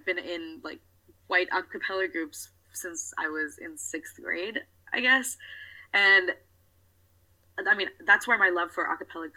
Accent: United States; I'm a South Asian American woman

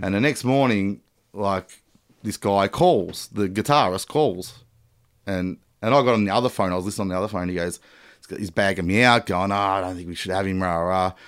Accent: Melbourne, Victoria, Australia; also born or lived in Geelong / Papua New Guinea; essentially a Melbourne boy

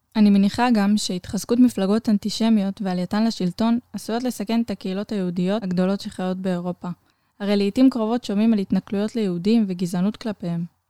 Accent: Israel

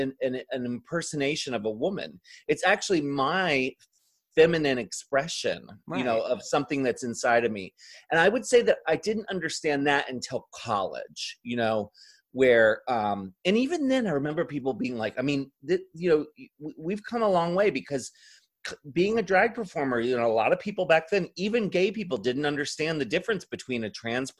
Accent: Ocean City, Maryland, United States; the Morbid Manor that was at the end of the boardwalk where we grew up in Ocean City, Maryland

